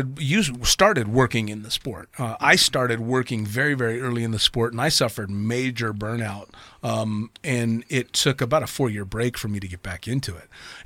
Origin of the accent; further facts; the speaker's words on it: United States; for me being an American born and raised in the States where we have very different opinions of the Arabic world.